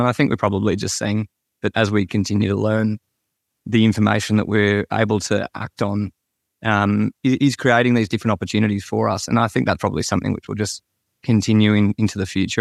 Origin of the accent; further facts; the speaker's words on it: Sydney, New South Wales, Australia; I, I grew up in Sydney